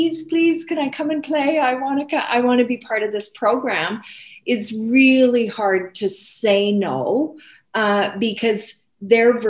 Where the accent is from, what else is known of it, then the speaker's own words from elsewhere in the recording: Canada; I think we're Canadian.